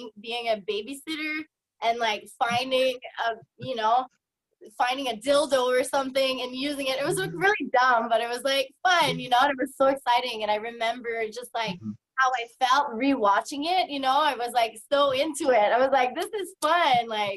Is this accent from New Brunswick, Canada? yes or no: yes; New Brunswick, Canada; now in Edmonton, Canada; I'm originally from New Brunswick, but I currently live in Alberta, so in Edmonton.